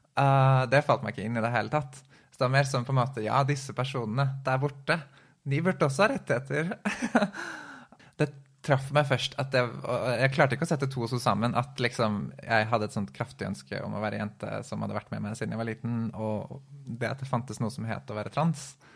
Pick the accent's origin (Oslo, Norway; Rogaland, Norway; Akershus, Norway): Oslo, Norway; jeg er født i Oslo